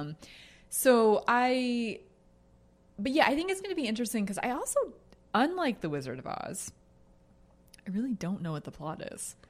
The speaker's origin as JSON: {"language": "English", "area": "Jersey border", "region": "East Coast", "country": "United States", "said": "I'm from the Jersey border."}